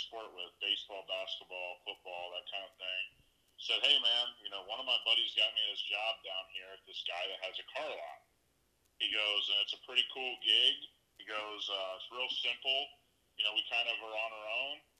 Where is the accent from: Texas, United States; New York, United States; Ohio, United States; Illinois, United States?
Ohio, United States; between Columbus and Cincinnati; moved away as an adult; now in Las Vegas, United States; I grew up just in between Columbus and Cincinnati, Ohio